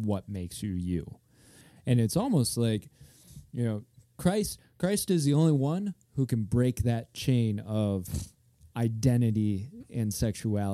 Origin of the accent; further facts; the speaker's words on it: Grand Haven, Michigan, United States; I'm from Grand Haven